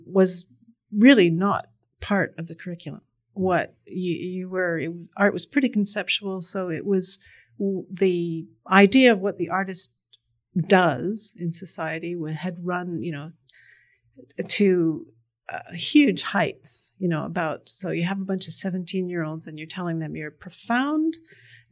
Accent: Massachusetts, United States; I came from Massachusetts, which was on the forefront of various kinds of alternative education

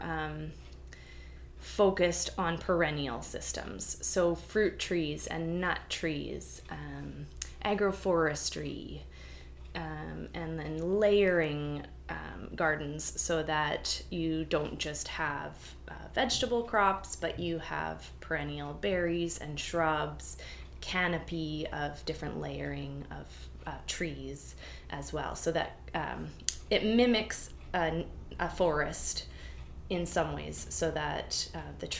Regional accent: New Brunswick, Canada; moved away as an adult; also born or lived in Vancouver, British Columbia; now in Victoria, Canada; I was born in Vancouver, and I lived there till I was 5. And then my mom and I moved to New Brunswick, so coast to coast. And I lived there until I was 18

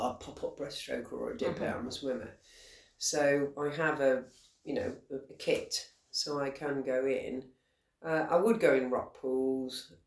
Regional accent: Shropshire, West Midlands, United Kingdom; moved away; I'm from Shropshire originally

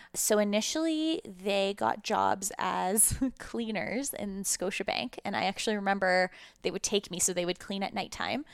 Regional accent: Calgary, Alberta, Canada; also born or lived in Ukraine; we moved to Calgary when I was five, uh, from what is now the Ukraine, but was at the time the former U S S R.

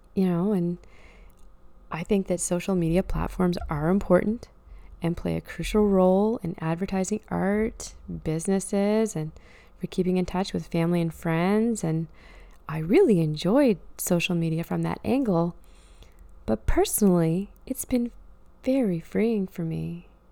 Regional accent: Truro, Nova Scotia, Canada; moved away; I often visit Truro, my hometown.

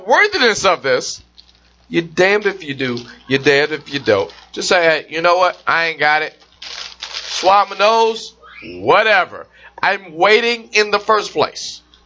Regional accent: the South, United States; I'm from the South

